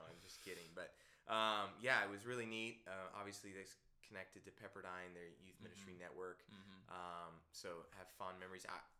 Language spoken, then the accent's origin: English; Oregon, United States; I'm from Oregon